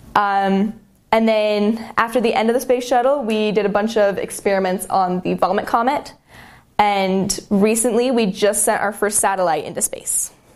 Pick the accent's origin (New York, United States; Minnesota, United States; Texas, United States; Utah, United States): Utah, United States; Murray; I'm from Murray, Utah. So just south of Salt Lake